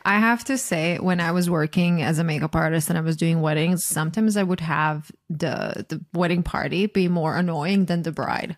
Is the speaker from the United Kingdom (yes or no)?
no; Croatia; moved away as an adult; now in United States; I'm from Croatia, and at least when I was growing up there